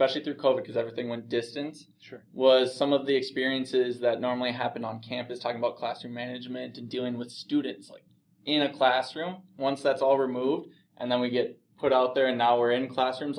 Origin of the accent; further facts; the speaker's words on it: Plymouth, Minnesota, United States; also born or lived in Bemidji, Minnesota / Duluth, Minnesota; I grew up in Plymouth, Minnesota.